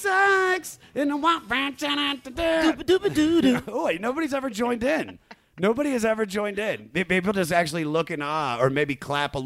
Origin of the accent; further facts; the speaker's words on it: Germantown, Maryland, United States; I'm from Maryland